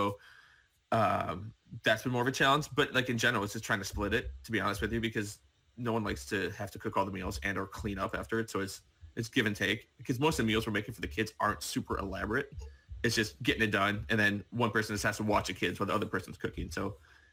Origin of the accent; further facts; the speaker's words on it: Woodstock, Illinois, United States; we were raised like in Woodstock, Illinois